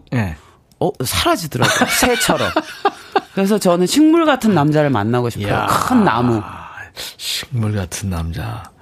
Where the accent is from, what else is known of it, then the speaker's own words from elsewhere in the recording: South Korea; 제가 어릴 때 낙동강변에 살았습니다.